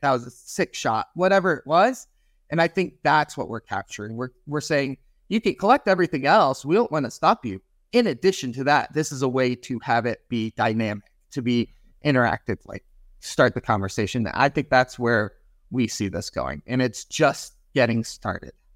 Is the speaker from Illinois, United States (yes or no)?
yes; Chicago, Illinois, United States; also born or lived in Wisconsin; now in California, United States; I grew up in Chicago